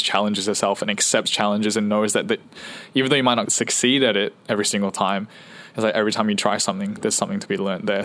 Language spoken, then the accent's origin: English; Singapore; moved away; so we were all born in Singapore, and I grew up the longest in Singapore, and so I went to school the longest in Singapore